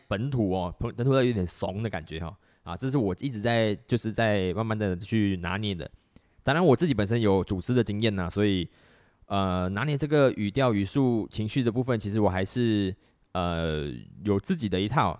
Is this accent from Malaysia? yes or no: yes; Malaysia; 我们马来西亚人